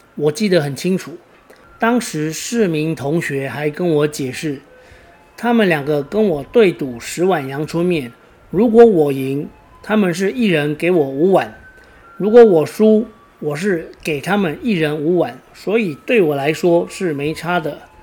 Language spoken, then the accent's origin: Chinese; Taiwan; 我老家就在台七一线的起点